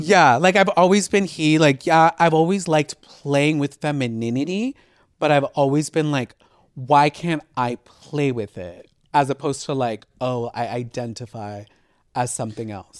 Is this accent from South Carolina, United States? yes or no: no; Houston, Texas, United States; now in Los Angeles, United States; I was born in L A, but I moved to Houston when I was twelve